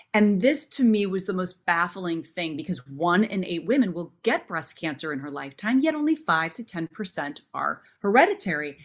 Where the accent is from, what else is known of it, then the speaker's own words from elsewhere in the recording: Minnesota, United States; I grew up in Minnesota